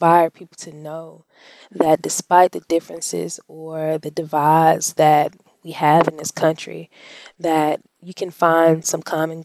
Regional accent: Columbus, Mississippi, United States; I grew up in Columbus, Mississippi

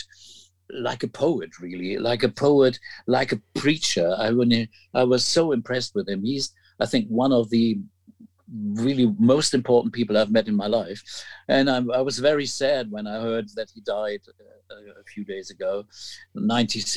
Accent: Hamburg, Germany; my 70s growing up in Hamburg

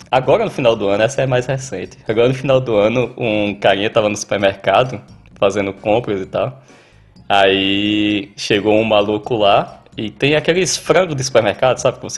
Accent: Northeast Region, Brazil; now in Australia; Eu, eu, eu, como nordestino, eu costumo dizer que canguru é como jumento no Ceará.

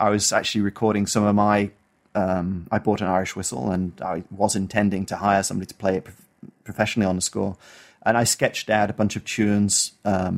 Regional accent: Isle of Man; I grew up on the Isle of Man, which is a small island between the UK, between England and Ireland.

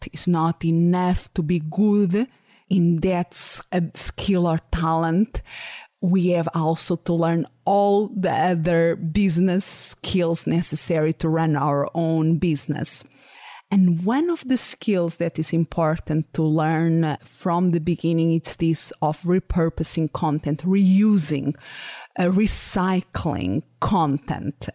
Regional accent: Portugal; English is a second language; moved away as an adult; also born or lived in Salamanca, Spain; now in Phoenix, United States; I moved back to Portugal. That was my, it's my country of origin

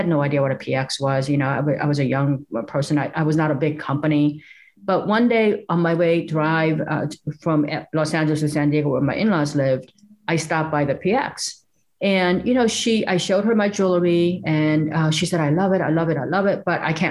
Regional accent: South Korea; now in United States; the little village that we grew up in South Korea.

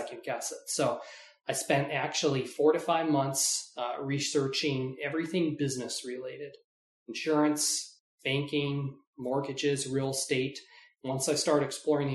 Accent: Tucson, Arizona, United States; I was born and raised in Tucson and love it here and plan on staying here for quite a while

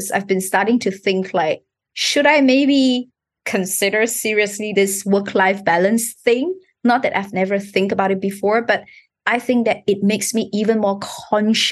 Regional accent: Malaysia; moved away as an adult; now in Singapore; I was born in Malaysia

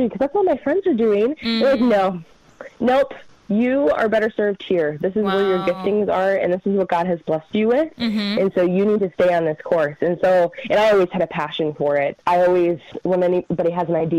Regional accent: Minnesota, United States; accent: northern; I grew up in Minnesota, and I grew up in a loving Christian family

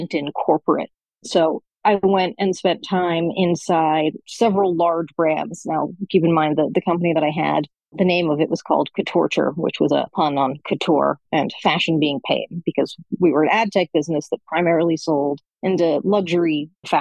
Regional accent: Silicon Valley, California, United States; I was raised in Silicon Valley

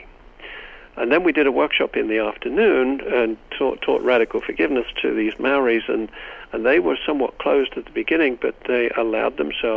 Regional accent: England, United Kingdom; now in United States; I come from Great Britain

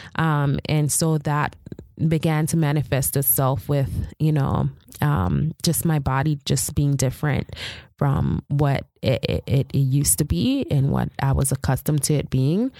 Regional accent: Jamaica; I'm Jamaican

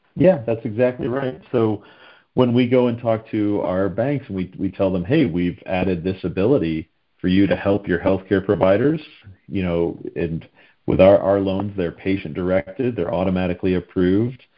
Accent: the Northeast of the U.S., United States; also born or lived in Pennsylvania / Washington, D.C. metro area; I grew up in the Northeast of the U.S.

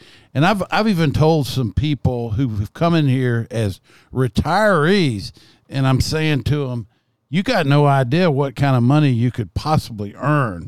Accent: Lexington, Kentucky, United States; I grew up here in Lexington

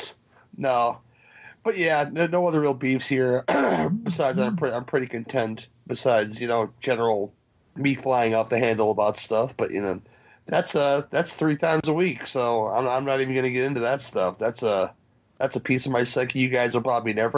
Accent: Chicago, Illinois, United States; as a Chicagoan

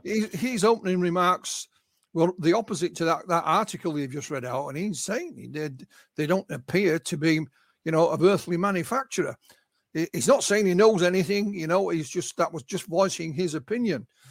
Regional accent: Yorkshire and the Humber, United Kingdom; I'm a Yorkshireman. I'm born and bred in Yorkshire

